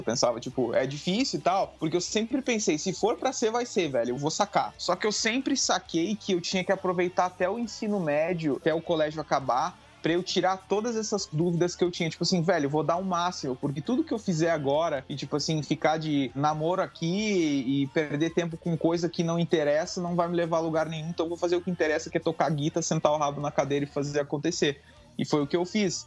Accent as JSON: {"language": "Portuguese", "town": "Bagé", "region": "Rio Grande do Sul", "country": "Brazil", "tie": "born or raised there", "said": "Nasci em Bagé, no Rio Grande do Sul, tenho 20 anos hoje em dia"}